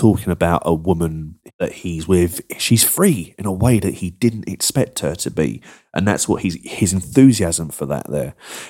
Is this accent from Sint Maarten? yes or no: no; Croydon, London, United Kingdom; my hometown of Croydon